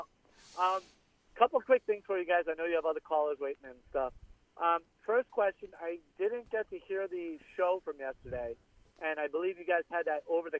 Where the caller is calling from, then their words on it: Florida, United States; Hey, guys. It's … from the Keys.